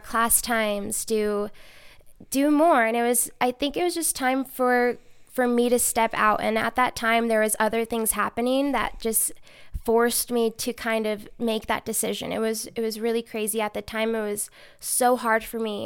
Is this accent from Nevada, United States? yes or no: yes; Reno, Nevada, United States; also born or lived in Bakersfield, California / Chico, California; raised here in Reno.